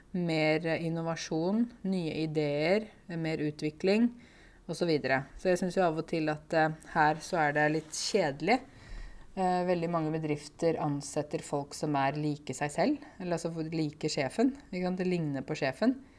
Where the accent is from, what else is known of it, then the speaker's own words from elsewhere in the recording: Norway; jeg er jo en nordmann. Og jeg har vokst opp her, og jeg har norske foreldre